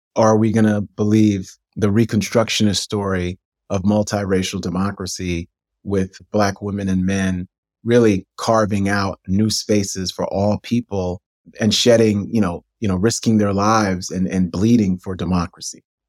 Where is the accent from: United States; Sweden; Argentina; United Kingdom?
United States; New York City, New York; growing up in New York City in the nineteen eighties